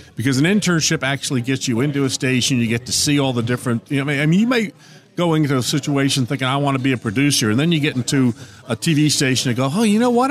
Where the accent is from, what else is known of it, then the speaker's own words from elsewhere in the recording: northern New Jersey, United States; moved away; I grew up just outside New York City in northern Jersey